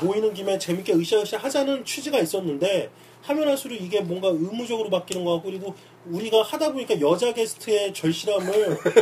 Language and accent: Korean; Seoul, South Korea; now in Itaewon, Seoul, South Korea; 내가 어렸을 때 난 영등포에 살았는데